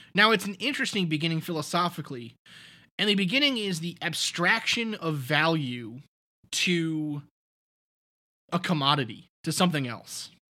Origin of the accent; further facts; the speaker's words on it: New York City, New York, United States; I'm from Staten Island